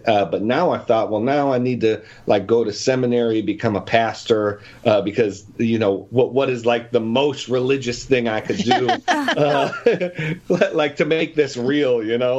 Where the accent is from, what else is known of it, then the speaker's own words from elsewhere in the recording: Buffalo, New York, United States; I'm from Buffalo, New York, from a big Italian-American Catholic family, but wasn't too connected to faith early on until 15 years old. I became a Christian after I read the book of Romans.